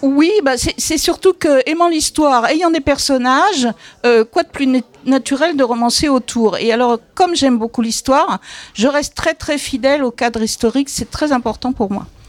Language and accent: French; Paris, Île-de-France, France; je suis parisienne et comme toute parisienne, j'ai des origines aux quatre coins de la France